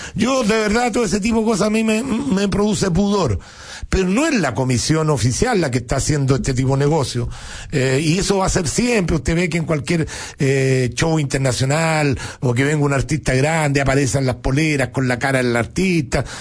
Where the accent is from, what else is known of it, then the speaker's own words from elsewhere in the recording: Chile; uno como chileno